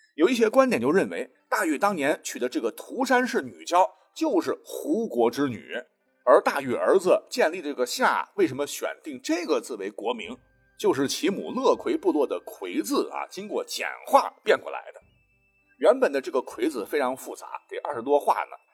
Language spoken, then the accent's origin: Chinese; China; 我真的为我是中国人而骄傲